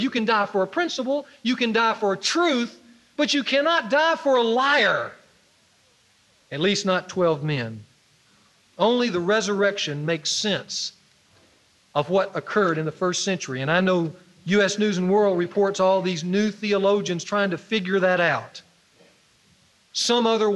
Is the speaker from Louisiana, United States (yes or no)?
yes; Ruston, Louisiana, United States; moved away; he was a football star for my high school that I went to when I grew up in Ruston